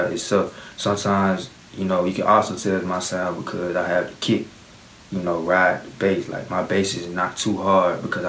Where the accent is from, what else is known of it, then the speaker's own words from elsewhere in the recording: Decatur, Georgia, United States; 16. I'm from Decatur